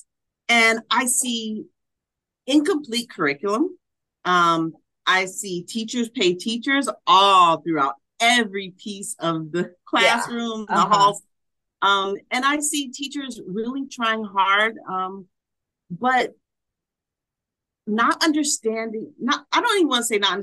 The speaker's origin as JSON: {"language": "English", "town": "Harvey", "region": "Illinois", "country": "United States", "tie": "born or raised there", "also_born_or_lived": "Los Angeles, California / Kentucky", "moved": "as an adult", "lives_now": "Indiana, United States", "said": "born and raised in Chicago, moved to LA, started teaching elementary school"}